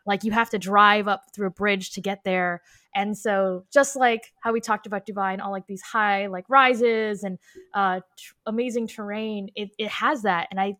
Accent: Algeria; I'm from Algeria, and we're not even considered Arab technically. We're considered Arabized Berbers or Amazigh.

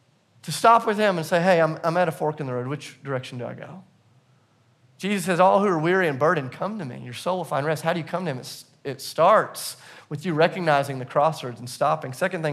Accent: the South, United States; on the inside, it felt a little weird, but because I'm from the South, on the outside, I was like, oh, that's awesome.

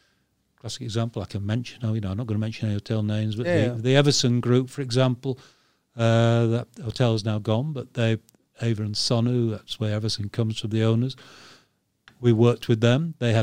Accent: Yorkshire and the Humber, United Kingdom; We're both from Yorkshire. North of England.

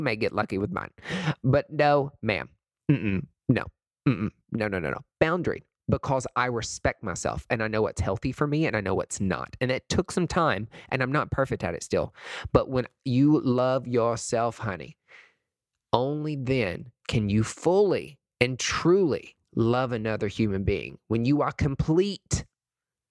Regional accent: East Tennessee, United States; I'm from East Tennessee

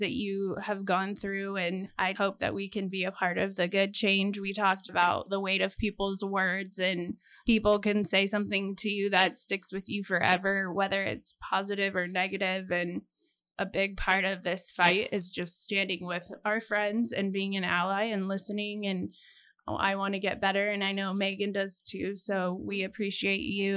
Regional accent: Las Vegas, Nevada, United States; moved away as an adult; now in Lincoln, United States; I grew up in Las Vegas and I came here for school

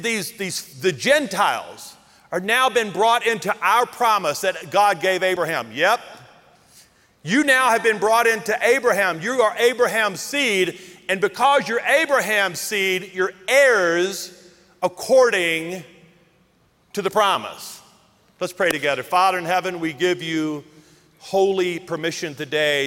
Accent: the South, United States; I grew up in the South where there were black restrooms and white restrooms.

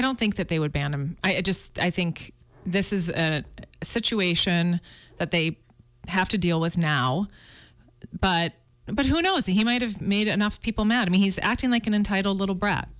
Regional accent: Chicago, Illinois, United States; also born or lived in Flagstaff, Arizona; now in Montana, United States; I grew up in Chicago

